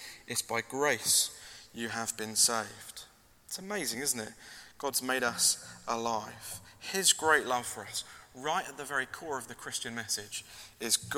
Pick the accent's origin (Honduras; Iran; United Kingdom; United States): United Kingdom; We're British